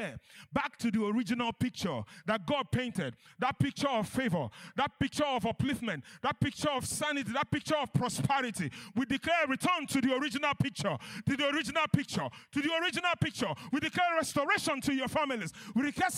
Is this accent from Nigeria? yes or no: yes; Nigeria; I'm Nigerian